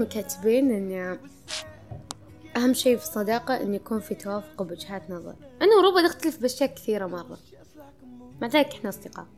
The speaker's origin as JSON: {"language": "Arabic", "country": "Saudi Arabia", "said": "عندنا في السعودية"}